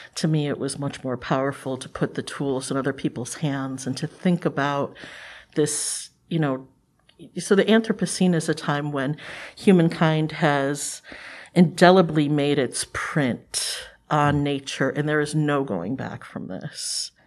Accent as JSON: {"language": "English", "town": "Cleveland", "region": "Ohio", "country": "United States", "tie": "born or raised there", "said": "I'm from Cleveland, Ohio. uh, originally. And we were on the west side of Cleveland"}